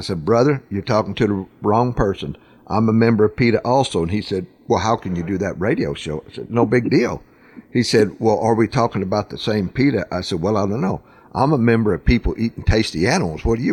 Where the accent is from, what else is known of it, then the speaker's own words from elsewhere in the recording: western Oklahoma, United States; I'm from farming country out in western Oklahoma. That's where I'm from.